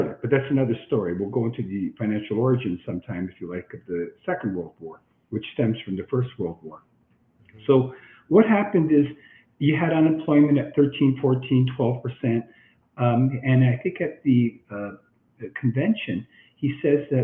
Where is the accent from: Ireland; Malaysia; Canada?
Canada; I'm Canadian.